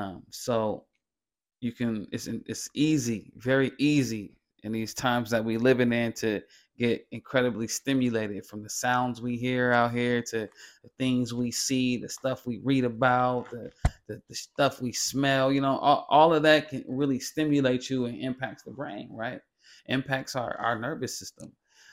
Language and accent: English; California, United States; You know, you way from New York, I'm way from California.